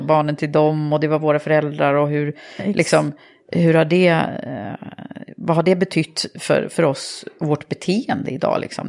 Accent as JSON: {"language": "Swedish", "town": "Södertälje", "region": "Stockholm County", "country": "Sweden", "tie": "born or raised there", "said": "jag är uppvuxen i Södertälje"}